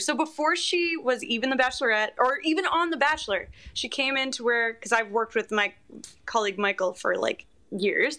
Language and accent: English; Canada; as a Canadian